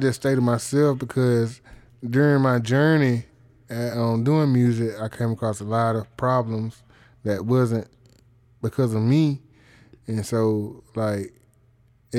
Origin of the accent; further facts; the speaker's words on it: Columbus, Georgia, United States; born and raised in Columbus, Georgia